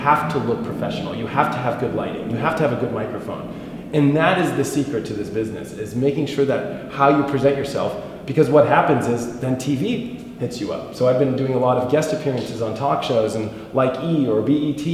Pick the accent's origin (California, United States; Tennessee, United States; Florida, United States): California, United States; Los Angeles; I'm from Hollywood, California